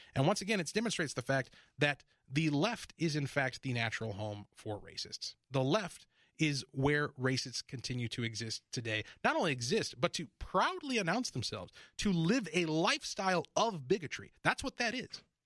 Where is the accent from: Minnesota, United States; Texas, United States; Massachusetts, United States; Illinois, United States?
Minnesota, United States; also born or lived in Detroit, Michigan; I grew up in Detroit for a few years, and then we moved here to Minnesota. You know, this is where I came of age, where I went to high school